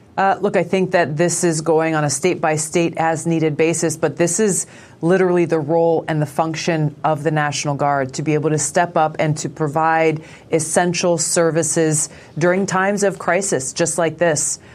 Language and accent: English; Hawaii, United States; here in my home state